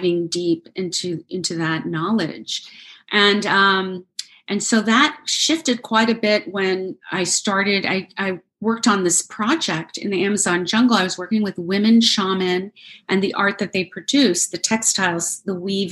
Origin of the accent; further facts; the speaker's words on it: United States; I grew up in the United States